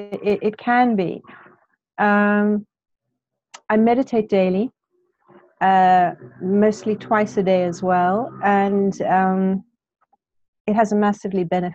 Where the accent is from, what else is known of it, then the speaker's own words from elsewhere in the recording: Cape Town, Western Cape, South Africa; now in United Kingdom; I'm originally from Cape Town.